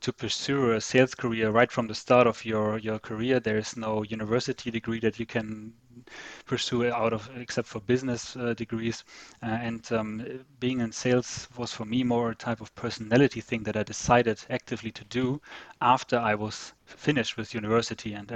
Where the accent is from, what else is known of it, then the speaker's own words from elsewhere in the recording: Northern Germany, Germany; moved away as an adult; also born or lived in Hanover / San Diego; now in Zurich, Switzerland; I'm from the northern part of Germany, a bit more near the Dutch border. So I grew up in a small town there